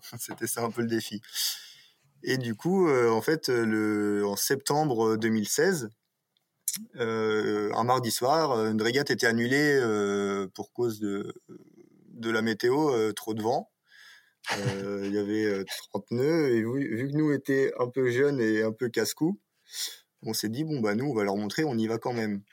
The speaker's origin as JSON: {"language": "French", "town": "Cherbourg", "region": "Normandy", "country": "France", "tie": "born or raised there", "said": "je suis originaire de Normandie à Cherbourg et du coup je fais du bateau depuis que je suis tout petit"}